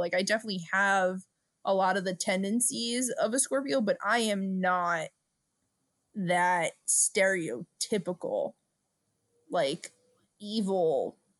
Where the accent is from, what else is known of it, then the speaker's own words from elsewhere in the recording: Brooklyn, New York, United States; We're two broads from Brooklyn.